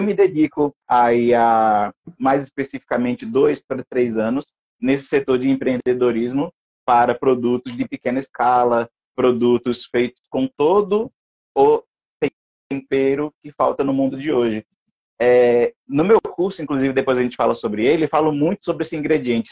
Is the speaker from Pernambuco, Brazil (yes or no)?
yes; Pernambuco, Brazil; sou pernambucano